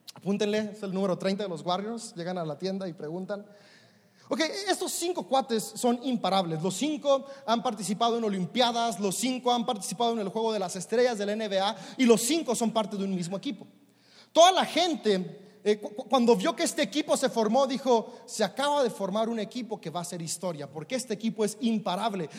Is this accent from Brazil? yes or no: no; Mexico; como buen mexicano